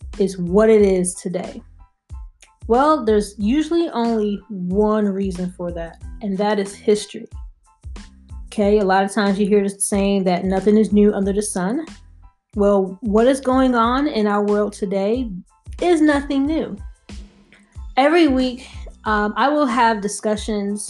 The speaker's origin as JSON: {"language": "English", "region": "North Carolina", "country": "United States", "moved": "as an adult", "lives_now": "Maryland, United States", "said": "I am originally from North Carolina, so if you hear the accent, that is why"}